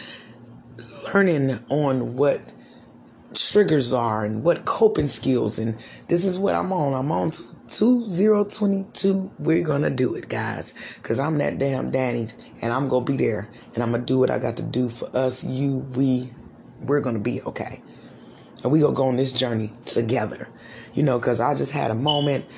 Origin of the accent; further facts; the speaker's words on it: United States; I'm African American. Got a little Indian in me, but I'm African American